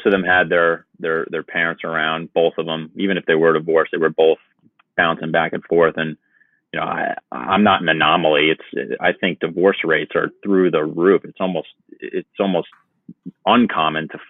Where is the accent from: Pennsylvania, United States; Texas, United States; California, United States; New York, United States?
New York, United States; Long Island; moved away as an adult; also born or lived in Virginia; now in Barnegat, New Jersey, United States; I was born in Virginia and then moved to New York when I was 7 to live with my mother and her family